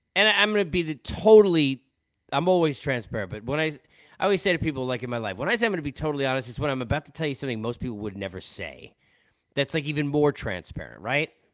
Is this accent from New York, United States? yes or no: yes; New York, United States; also born or lived in Los Angeles; now in Atlanta, United States; growing up in New York